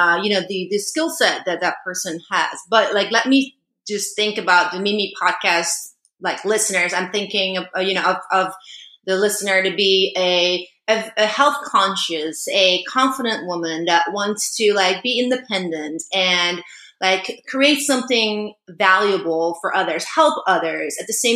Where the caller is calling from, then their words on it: Maui, Hawaii, United States; And yeah, I'm calling in from Maui